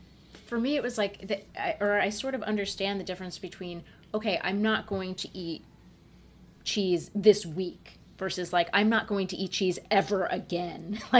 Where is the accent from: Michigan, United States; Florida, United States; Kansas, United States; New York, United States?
New York, United States; now in Puerto Rico; this is Puerto Rico. I'm from New York.